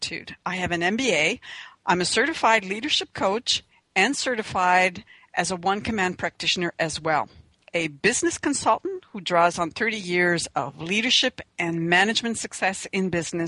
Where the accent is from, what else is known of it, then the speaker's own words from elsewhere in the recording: Canada; We're two Canadian women